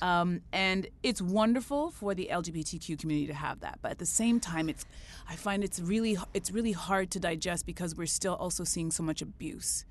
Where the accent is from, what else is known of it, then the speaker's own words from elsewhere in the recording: Canada; I'm so proud as a Canadian